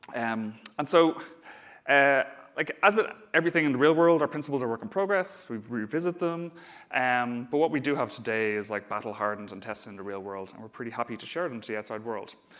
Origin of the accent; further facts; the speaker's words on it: Dublin, Leinster, Ireland; accent: Dublin; I'm based in Dublin, as you can probably tell from my accent.